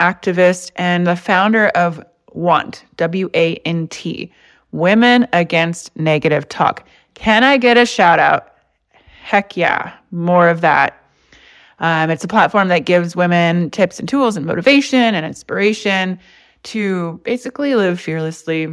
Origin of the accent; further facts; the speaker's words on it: Indianapolis, Indiana, United States; now in Los Angeles, United States; I'm from Indianapolis